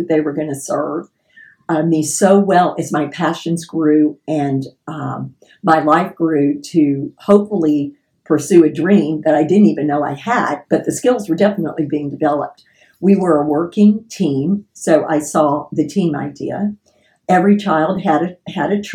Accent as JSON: {"language": "English", "town": "Houston", "region": "Texas", "country": "United States", "tie": "born or raised there", "said": "I was born and raised in Fairbanks, Texas"}